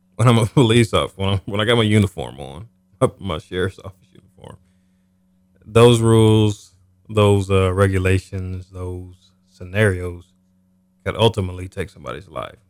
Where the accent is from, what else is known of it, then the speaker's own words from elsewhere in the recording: Topeka, Kansas, United States; I'm originally from Topeka. Okay. Kansas.